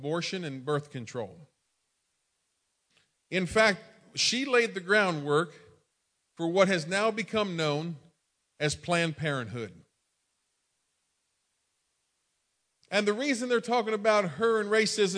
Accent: Maryland, United States; I was born and raised in Maryland

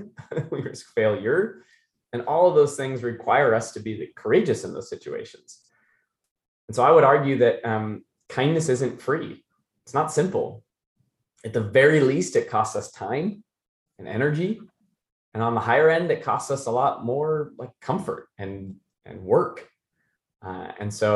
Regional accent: Issaquah, Snohomish, Washington, United States; also born or lived in Maine; We got to Seattle. I grew up in a little town called Issaquah.

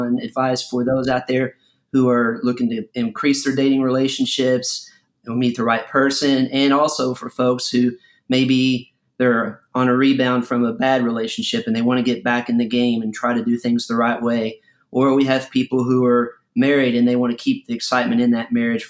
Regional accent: Western Kentucky, United States; now in South Florida, United States; I grew up in Western Kentucky

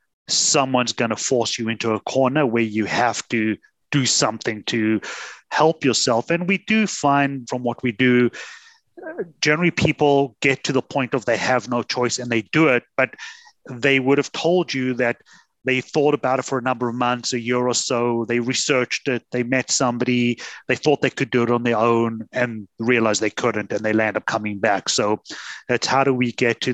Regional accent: South Africa; moved away as an adult; now in Canada; So I'm originally from South Africa, came to Canada 23 winters ago

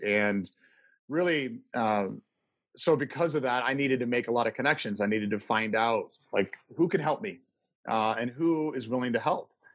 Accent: Midwest, United States; moved away as an adult; also born or lived in Detroit, Michigan / St. Louis, Missouri; now in Colorado, United States; I grew up in the Midwest and, in Detroit and St. Louis, but found Colorado home in 94.

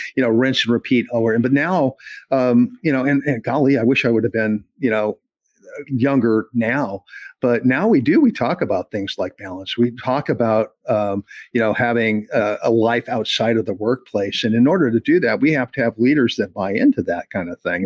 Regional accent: Jefferson County, Colorado, United States; now in the South, United States; I'm actually from Jeffco

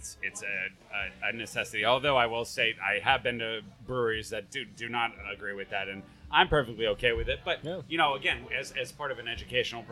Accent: United States; I'm an American who grew up in the craft beer movement

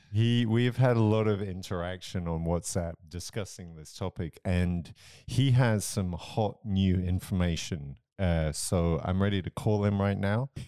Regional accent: Romsey, South East England, United Kingdom; moved away; in my hometown of Rumsey, where I grew up

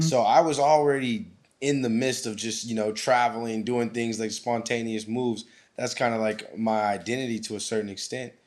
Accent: Anchorage, Alaska, United States; moved away as an adult; growing up in Alaska

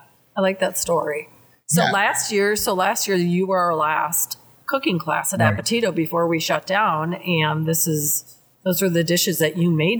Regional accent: Appleton, Wisconsin, United States; moved away; I grew up in Appleton where there are no Italians. It's German, Dutch, mm-hmm. Polish. So, and I grew up in a Catholic community, but I never heard of this before, even though my mom is Italian.

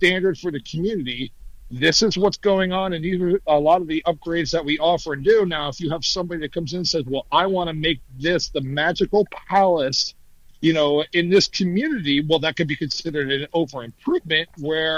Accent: New Jersey, United States; moved away; I'm from New Jersey, so I know how expensive things are up in the Northeast

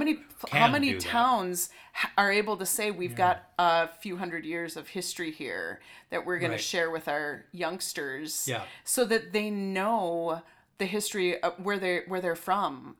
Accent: Stillwater, Minnesota, United States; growing up in Stillwater and being back here now

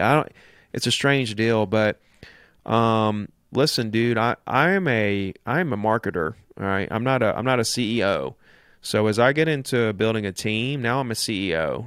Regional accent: Gulf Shores, Alabama, United States; here in Gulf Shores in my hometown

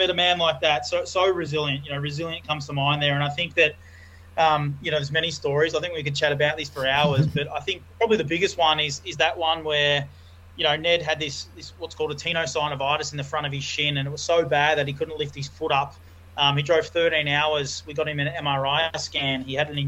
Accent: Melbourne, Victoria, Australia; I grew up down in Melbourne playing a lot of AFL, a lot of cricket

